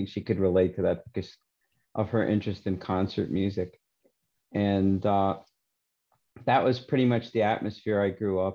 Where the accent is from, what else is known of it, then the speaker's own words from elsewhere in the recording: New York City, New York, United States; now in Vancouver Island, Canada; I grew up in Forest Hills, Queens, in New York City